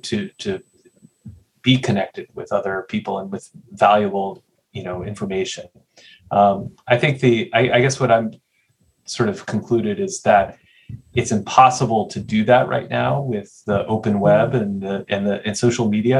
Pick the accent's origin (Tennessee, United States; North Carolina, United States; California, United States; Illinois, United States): Tennessee, United States; Nashville; I grew up in Nashville, Tennessee, which had one pretty bad morning paper.